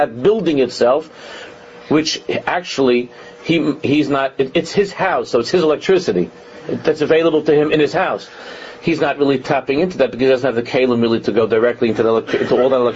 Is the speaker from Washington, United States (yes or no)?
no; New York City, New York, United States; we grew up in Con Edison. In Queens, it was Con Edison